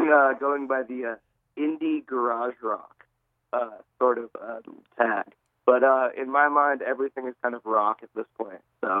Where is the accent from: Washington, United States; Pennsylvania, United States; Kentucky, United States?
Washington, United States; Seattle; now in Bellingham, United States; I'm from Seattle originally, and I grew up playing different bands there